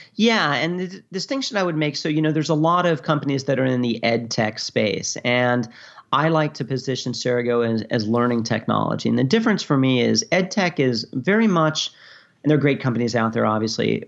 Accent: New York, United States; moved away as an adult; also born or lived in Virginia / Japan; I'm from New York originally

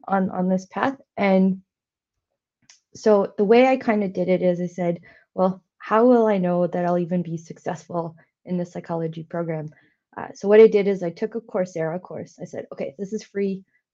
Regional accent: India; now in Canada; my background, being Indian and being an immigrant to Canada

